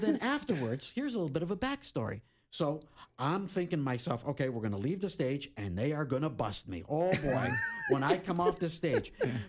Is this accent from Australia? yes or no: no; Canada; now in San Diego, United States; I'm still Canadian.